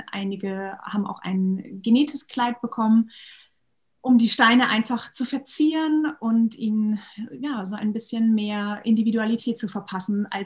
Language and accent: German; Schleswig-Holstein, Germany; also born or lived in Bad Bederkesa; ganz tollen Schule in Bad Bederkesa gearbeitet für viele Jahre und bin jetzt aber wieder zurück in meiner Heimat Schleswig-Holstein.